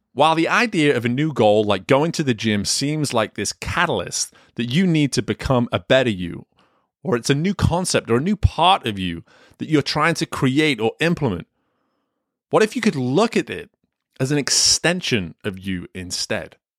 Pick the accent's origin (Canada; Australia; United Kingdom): United Kingdom; England; Growing up in England, I played soccer, football, whatever you wanna call it, all the way up until the age of eighteen.